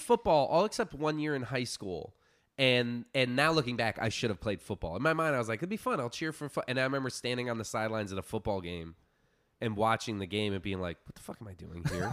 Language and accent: English; Florida Keys, United States; moved away; I grew up in the Florida Keys